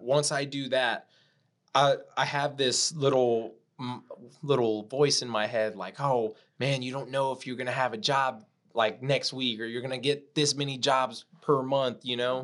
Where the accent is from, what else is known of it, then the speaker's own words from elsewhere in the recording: Corpus Christi, Texas, United States; I'm from Corpus Christi, Texas, South